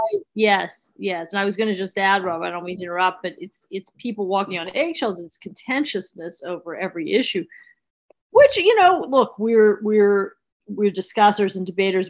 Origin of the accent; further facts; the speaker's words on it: Pittsburgh, Pennsylvania, United States; moved away; I'm from Pittsburgh originally